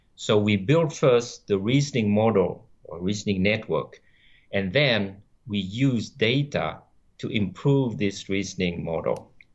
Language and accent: English; France; first language French; English is a second language; moved away as an adult; also born or lived in Vietnam; now in San Diego, United States; I grew up in France where I did, uh, all my studies